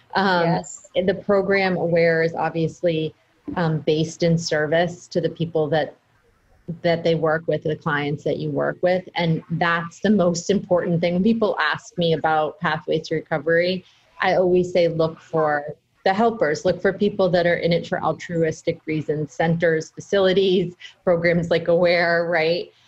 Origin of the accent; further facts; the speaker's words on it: United States; also born or lived in Boston, Massachusetts / New Hampshire; I grew up in half in Boston and half in New Hampshire